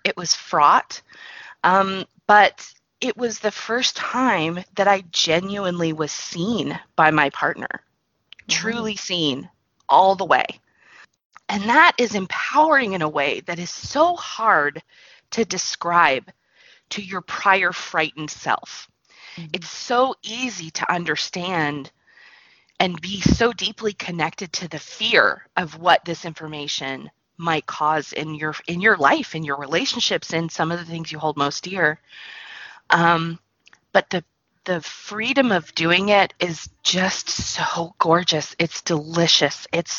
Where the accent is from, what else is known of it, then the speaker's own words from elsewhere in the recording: the South, United States; I was pretty, and I grew up in the South. I'm very polite and mannerly.